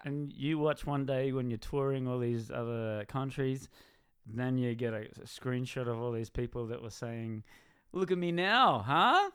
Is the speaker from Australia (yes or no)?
yes; Australia; I'm from Australia